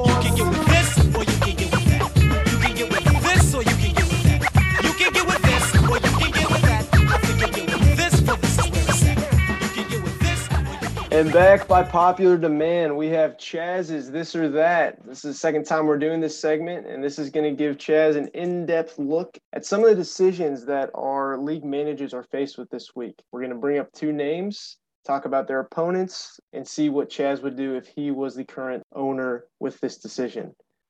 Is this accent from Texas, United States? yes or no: yes; Houston, Texas, United States; my hometown team, the 1-1 Houston Texans.